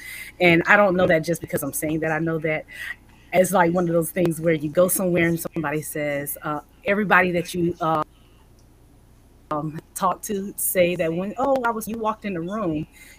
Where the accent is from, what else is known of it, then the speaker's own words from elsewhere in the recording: Florida, United States; also born or lived in Bridgeport, Connecticut; I was born in Florida, raised, lived a little in Bridgeport, Connecticut, and then we moved back to Florida and then we moved back to military.